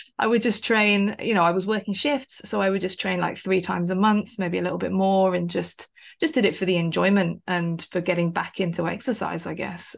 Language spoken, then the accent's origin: English; West Sussex, South East England, United Kingdom; I grew up in West Sussex, not too far away from Brighton